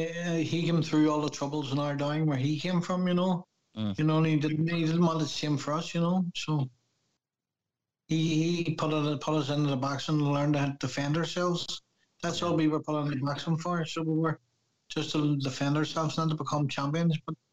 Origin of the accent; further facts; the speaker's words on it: Belfast, Northern Ireland, United Kingdom; Yeah, well, it's hard because, you know, the Bone, it's in a Catholic area, and we were surrounded by Protestants